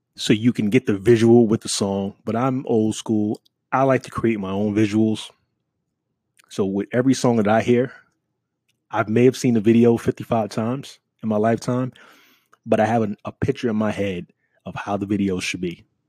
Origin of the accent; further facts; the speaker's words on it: New York City, New York, United States; moved away; I'm from New York City